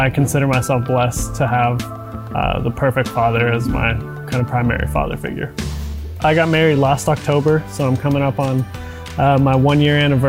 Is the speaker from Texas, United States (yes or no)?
yes; Lubbock, Texas, United States; moved away; I was born and raised in Lubbock, Texas